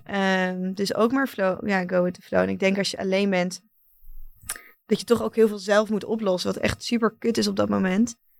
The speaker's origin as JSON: {"language": "Dutch", "country": "Netherlands", "said": "mijn thuisland"}